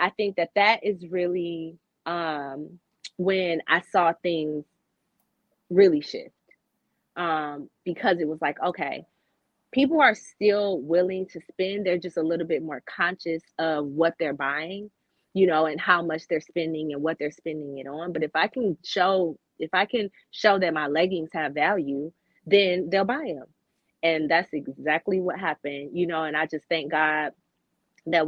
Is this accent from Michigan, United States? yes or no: yes; Michigan, United States; I'm from Michigan